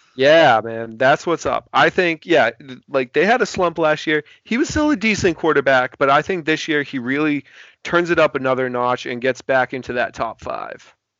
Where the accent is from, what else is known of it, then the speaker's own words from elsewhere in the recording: Boston, Massachusetts, United States; I'm from Boston. I can never root for a New York team ever